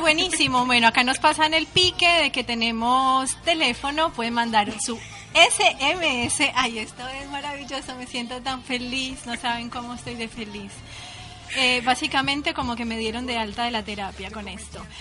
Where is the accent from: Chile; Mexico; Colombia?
Colombia; moved away as an adult; also born or lived in Buenos Aires, Argentina; now in Uruguay; soy colombiana